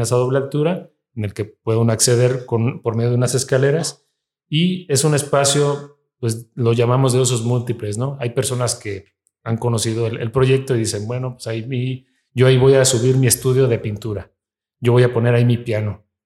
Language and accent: Spanish; Mexico; somos mexicanos los que estamos aquí